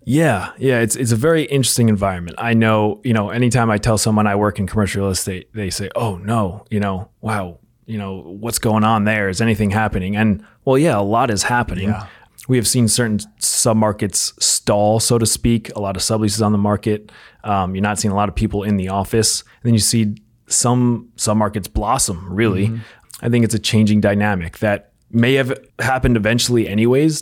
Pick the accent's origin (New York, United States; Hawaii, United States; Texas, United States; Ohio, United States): New York, United States; outside New York City, United States; I grew up outside New York City